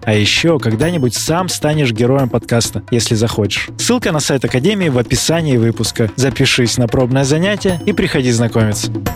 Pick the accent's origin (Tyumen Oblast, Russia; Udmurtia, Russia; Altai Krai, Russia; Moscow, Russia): Altai Krai, Russia; Barnaul; moved away; я из Барнаула, и вот я там побегиваю тоже, когда приезжаю туда